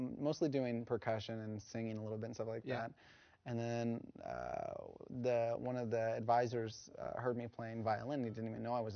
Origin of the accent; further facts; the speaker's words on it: Dallas, Texas, United States; I grew up in Dallas-Fort Worth